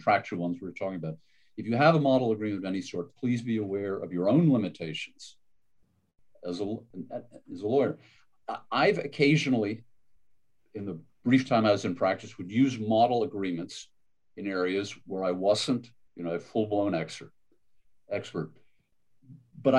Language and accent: English; Maine, United States; also born or lived in Connecticut; I was from Maine, a coastal state to the north